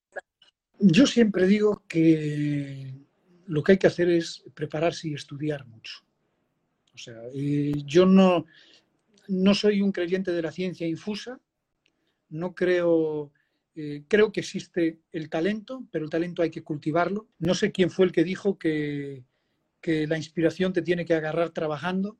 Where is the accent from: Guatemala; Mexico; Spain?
Spain; now in Dominican Republic; como español poder hacer un reflejo en un documental